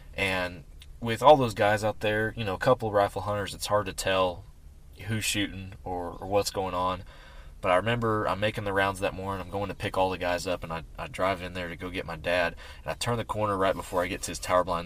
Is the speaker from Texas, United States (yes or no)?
yes; Texas, United States; we're from Texas. Yeah. We we've we've grown up here and hunted here most of our lives.